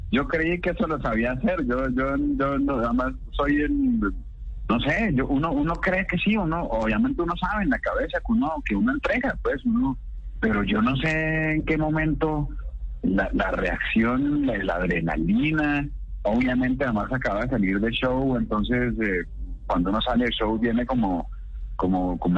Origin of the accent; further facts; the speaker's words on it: Santa Marta, Magdalena, Colombia; Sí, señor, buenos días. Mi padre sí soy Samario, aunque no parezca.